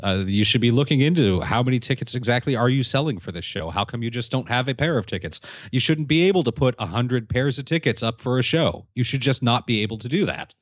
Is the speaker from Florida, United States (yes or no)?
no; California, United States; my home state of California.